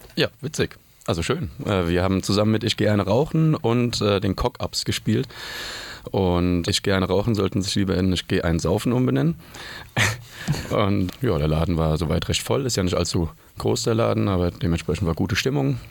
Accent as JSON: {"language": "German", "town": "Mainz", "region": "Rhineland-Palatinate", "country": "Germany", "moved": "yes", "lives_now": "Berlin, Germany", "said": "ich komme ursprünglich aus Mainz"}